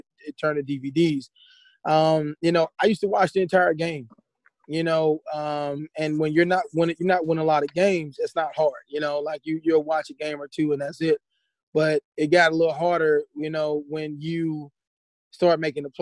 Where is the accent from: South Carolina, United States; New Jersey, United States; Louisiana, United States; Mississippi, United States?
Mississippi, United States; moved away; also born or lived in St. Louis, Missouri / Berkeley / Columbia, Missouri; I'm originally from Mississippi, and moving to St. Louis